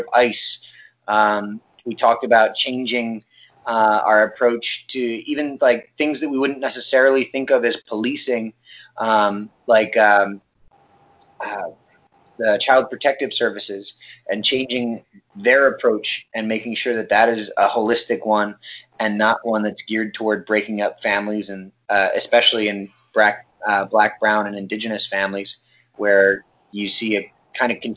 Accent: New Tripoli, Pennsylvania, United States; I'm from New Tripoli originally, Pennsylvania

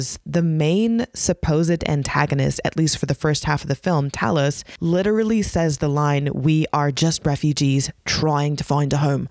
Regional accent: United States; being an American Muslim woman

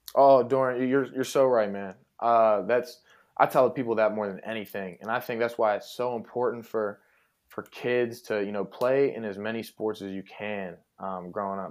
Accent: Pittsburgh, Pennsylvania, United States; I, I grew up, you know, in Pittsburgh, uh, I'm from Pittsburgh.

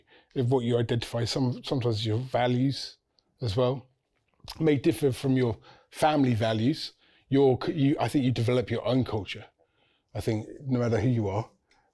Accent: England, United Kingdom; I'm from this culture. I'm from Britain. I'm from England.

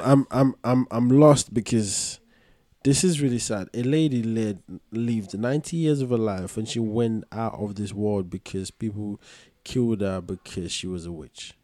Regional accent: Ghana; I'm Ghanaian

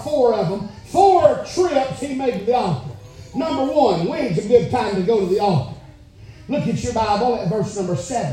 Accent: Alabama, United States; I'm from Alabama

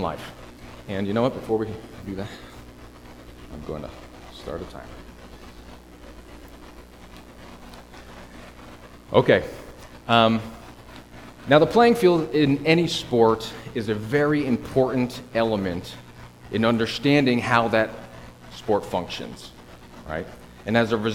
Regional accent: Connecticut, United States; I'm from Connecticut, so I feel like I'm at home a bit with the snow and the trees

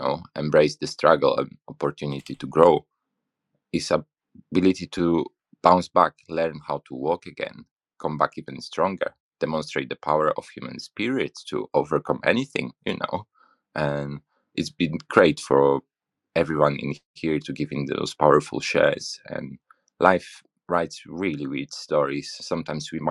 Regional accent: Poland; moved away as an adult; now in United Kingdom; Originally, I'm from Poland. Around 10 years ago, I moved to UK

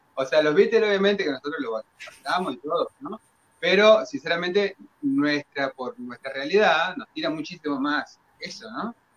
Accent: Dolores, Buenos Aires Province, Argentina; nuestro, de nuestro pueblo ciudad

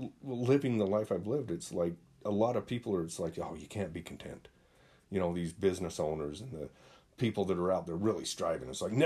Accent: Utah, United States; growing up in Utah, obviously there's a different culture.

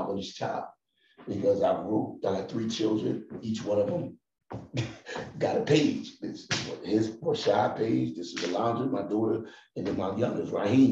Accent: Philadelphia, Pennsylvania, United States; I'm from North Philly

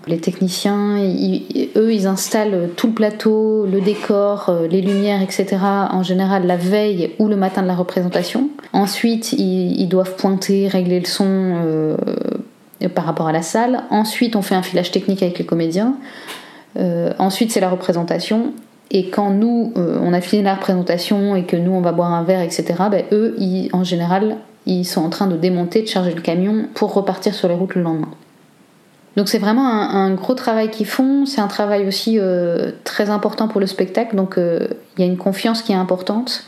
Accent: Cambrai, Hauts-de-France, France; moved away as an adult; also born or lived in Liège, Belgium; now in Belgium; je suis française, je viens du nord de la France, de Cambrai plus exactement

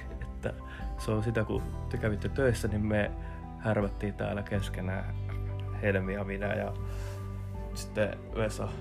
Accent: Järvenpää, Uusimaa, Finland; mä oon Järvenpäästä. Järvenpäässä on kaikki paremmin.

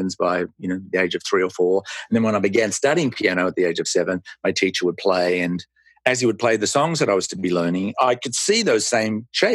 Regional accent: Melbourne, Victoria, Australia; moved away as an adult; now in United States; I was born in Melbourne, Australia, and emigrated with my wife and our three children to the United States in 1994.

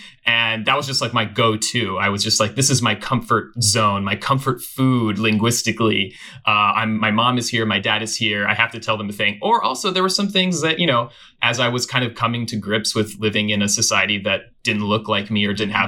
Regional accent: Los Gatos, California, United States; So I was born and raised in Los Gatos, California. And largely white community, although that's changing now, but it was a small kind of white town. And we were among the few Iranian families

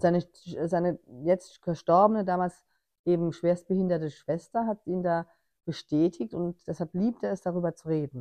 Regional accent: Germany; ich als Deutsche im Ausland

